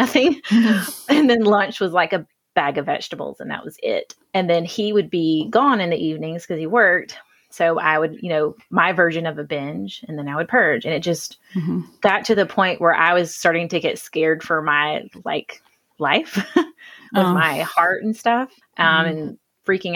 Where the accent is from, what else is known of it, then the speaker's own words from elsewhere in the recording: Hartwell, Georgia, United States; now in Athens, United States; I am living in Athens now, but I am from Hartwell, Georgia, so there's literally nothing there.